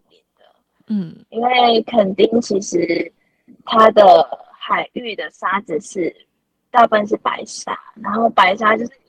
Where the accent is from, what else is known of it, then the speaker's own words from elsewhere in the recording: southern Taiwan, Taiwan; 我是南部人